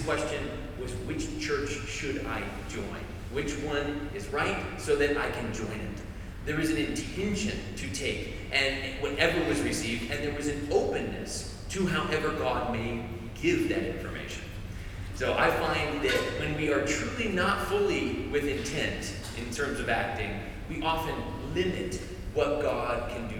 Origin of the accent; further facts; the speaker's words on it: Arizona, United States; also born or lived in Georgia; now in North Carolina, United States; I'm from Arizona originally